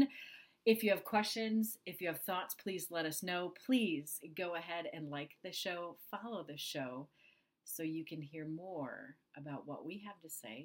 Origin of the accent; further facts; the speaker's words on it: Minnesota, United States; moved away as an adult; I grew up in the Midwest. I grew up in Minnesota, small town Minnesota.